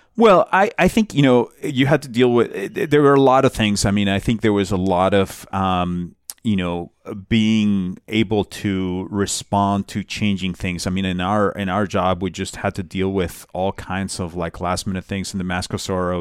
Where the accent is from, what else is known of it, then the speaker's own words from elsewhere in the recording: Bogotá, Colombia; moved away; I'm from Bogota